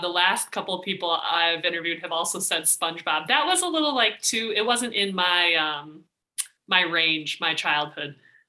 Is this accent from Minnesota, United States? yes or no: yes; Minnesota, United States; accent: Minnesota; I think my accent has changed a little bit maybe because I remember interviews from high school and I would listen to them. Oh man, I had a bad Minnesota accent.